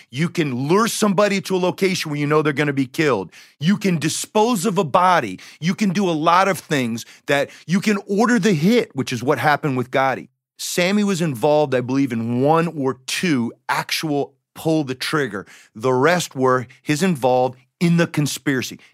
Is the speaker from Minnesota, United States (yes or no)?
no; Decatur, Georgia, United States; I grew up in the Decatur, Georgia.